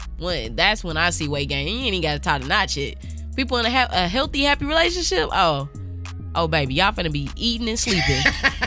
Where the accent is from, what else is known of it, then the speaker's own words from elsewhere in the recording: St. Louis, Missouri, United States; now in Kansas City, United States; We went to Big Mama's in my hometown